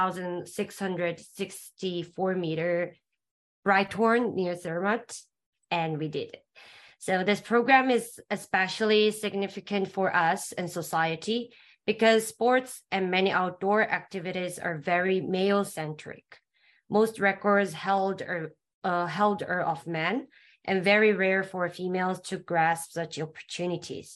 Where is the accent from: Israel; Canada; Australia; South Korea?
South Korea; from South Korea, and I'm studying in Hangul University of Foreign Studies in Korea